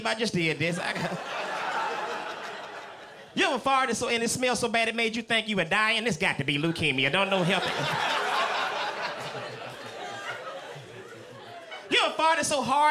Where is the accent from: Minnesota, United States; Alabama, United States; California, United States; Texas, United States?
Alabama, United States; Tuscaloosa; I am from Tuscaloosa, Alabama